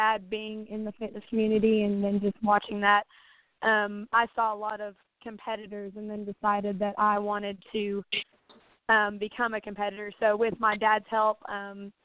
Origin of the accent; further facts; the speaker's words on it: Knoxville, Tennessee, United States; I live in Knoxville, Tennessee, which is a pretty sizable area. It's one of the bigger cities here, and I've been here all of my life